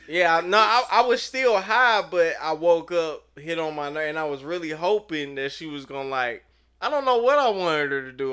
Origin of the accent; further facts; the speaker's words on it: St. Louis, Missouri, United States; moved away as an adult; also born or lived in Los Angeles; I'm from Saint Louis